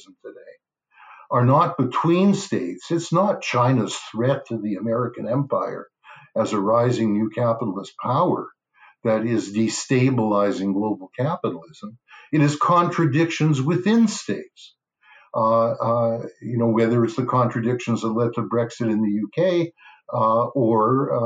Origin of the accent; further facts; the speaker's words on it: Canada; as a Canadian